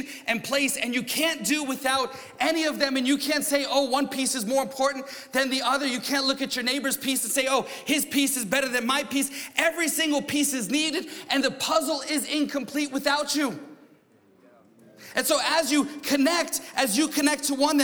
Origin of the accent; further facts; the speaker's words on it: New York, United States; I'm from New York